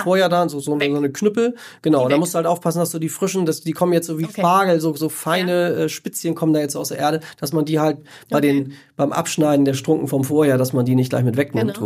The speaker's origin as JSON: {"language": "German", "region": "Northern Germany", "country": "Germany", "said": "bei uns in Norddeutschland"}